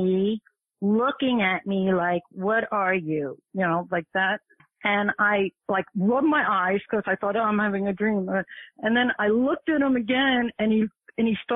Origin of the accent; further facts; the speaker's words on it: New York City, New York, United States; I was born and raised in the Bronx.